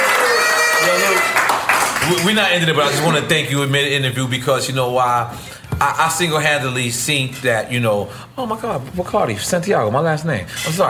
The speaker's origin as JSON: {"language": "English", "region": "New York", "country": "United States", "tie": "born or raised there", "moved": "as an adult", "lives_now": "Miami, United States", "said": "as a person that now lives in Miami, born and raised in New York."}